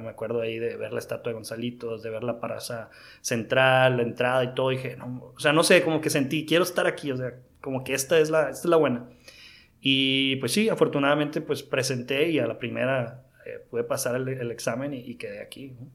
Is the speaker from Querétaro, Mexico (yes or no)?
no; Mazatlán, Sinaloa, Mexico; yo soy originario de Mazatlán, Sinaloa